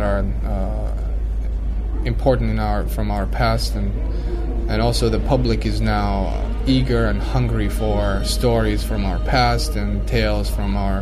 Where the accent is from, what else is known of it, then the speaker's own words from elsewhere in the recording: Saudi Arabia; moved away as an adult; as a young man growing up in Saudi